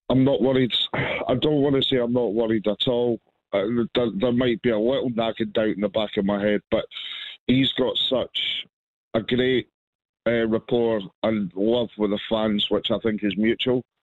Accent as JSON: {"language": "English", "town": "Edinburgh", "region": "Scotland", "country": "United Kingdom", "moved": "yes", "lives_now": "Newbury, United Kingdom", "said": "I'm actually from Edinburgh, but I'm based. I'm down in Newbury now."}